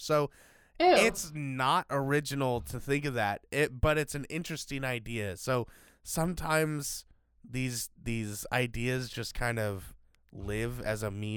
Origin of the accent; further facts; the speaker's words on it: United States; we're American